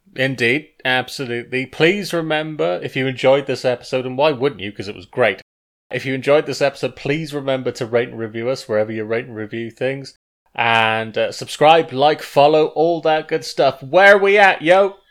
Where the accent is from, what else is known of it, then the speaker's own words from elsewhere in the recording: Wales, United Kingdom; I am Welsh.